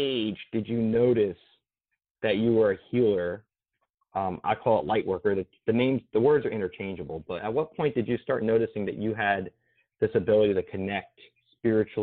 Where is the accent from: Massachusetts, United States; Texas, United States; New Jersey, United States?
New Jersey, United States; now in Florida, United States; I grew up in New Jersey, live in Florida